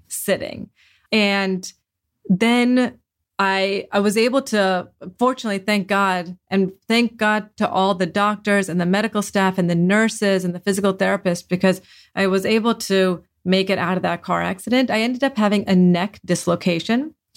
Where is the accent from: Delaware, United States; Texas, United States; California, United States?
Delaware, United States; I grew up in Delaware